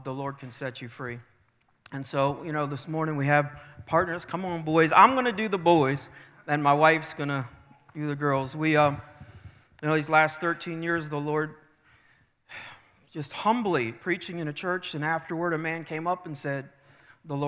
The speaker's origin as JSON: {"language": "English", "town": "Washington", "region": "District of Columbia", "country": "United States", "moved": "yes", "lives_now": "Virginia, United States", "said": "I was from D.C."}